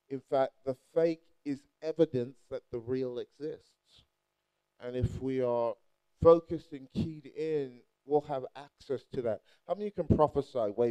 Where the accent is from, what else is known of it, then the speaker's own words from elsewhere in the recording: Nigeria; And, and I say that not just because I'm Nigerian